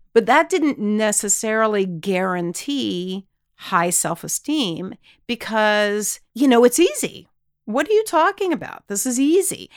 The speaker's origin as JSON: {"language": "English", "region": "Texas", "country": "United States", "tie": "born or raised there", "said": "we grew up in Texas, my husband and I both did"}